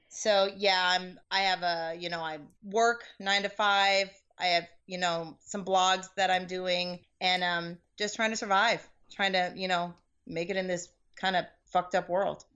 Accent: Seattle, Washington, United States; moved away as an adult; also born or lived in Boston; now in California, United States; I come from Seattle originally, moved to Boston for college, had some kids while I was there and, uh, moved to California.

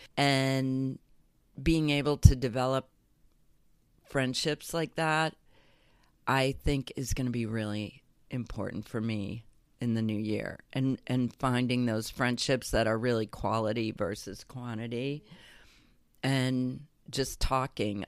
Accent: Illinois, United States; growing up in Illinois, having a perfect childhood

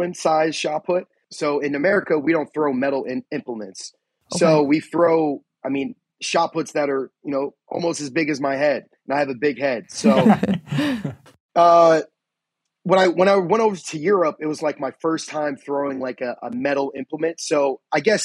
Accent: New York, United States; born or raised there; now in Pennsylvania, United States

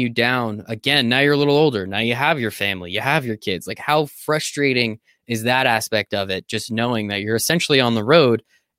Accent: Northeast, United States; I'm from the Northeast

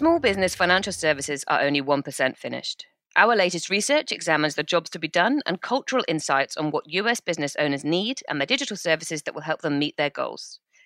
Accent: United Kingdom; we're British

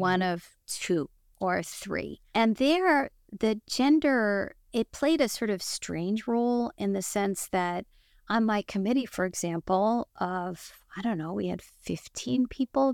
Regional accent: United States; as an American

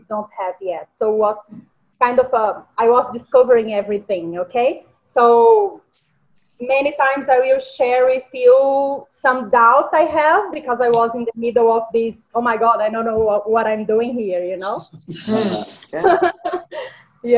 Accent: Minas Gerais, Brazil; English is a second language; moved away as an adult; I was born in the Yellow State, is Minas Gerais state

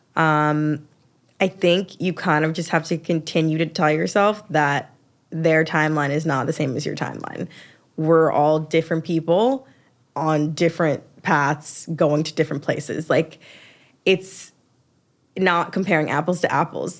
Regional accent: Atlanta, Georgia, United States; I'm from Atlanta.

